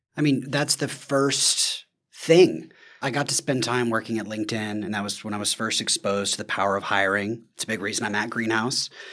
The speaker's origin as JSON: {"language": "English", "region": "the South", "country": "United States", "said": "I'm from the South"}